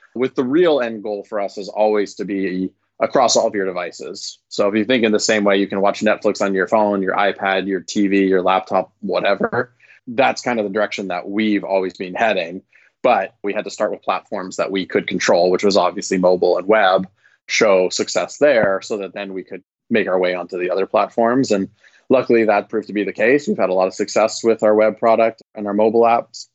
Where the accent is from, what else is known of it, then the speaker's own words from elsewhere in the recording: Vancouver, British Columbia, Canada; moved away as an adult; now in California, United States; I'm originally from Vancouver, Canada